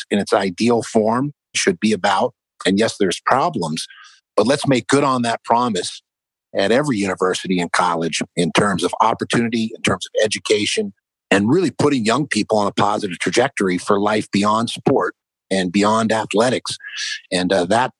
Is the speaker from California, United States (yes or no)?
yes; Marin County, Northern California, United States; also born or lived in San Francisco; I grew up in Northern California. I was born in San Francisco and grew up just north in Marin County